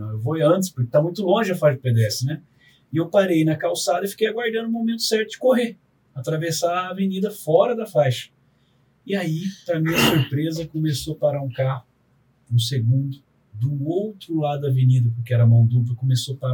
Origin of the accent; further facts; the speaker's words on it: São José dos Campos, São Paulo, Brazil; also born or lived in Cacoal, Rondônia, Brazil; dos meus irmãos mais velhos, eu sou o único que nasci em Rondônia. Sou cacuauense, o nome da cidade é Cacual, né? E rondoniense de Caramba. estado. Aí depois a gente voltou para São José.